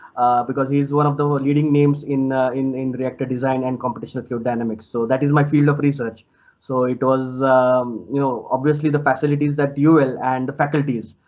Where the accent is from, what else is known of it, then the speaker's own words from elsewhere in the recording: India; moved away as an adult; now in Limerick, Ireland; I'm from India